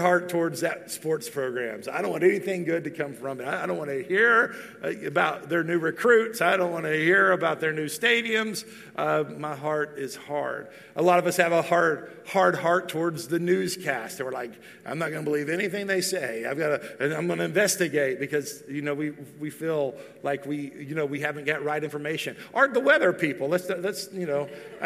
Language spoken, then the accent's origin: English; Texas, United States; moved away as an adult; now in Tennessee, United States; I'm from Texas. I've still lived most of my life in Texas. Even though we're going to cross the threshold pretty soon here, where it will be more years in Tennessee than Texas